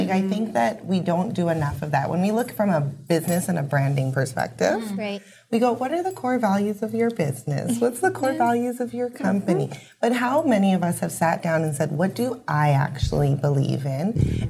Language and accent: English; Winnipeg, Manitoba, Canada; I grew up in Fort Richmond, went to French immersion school.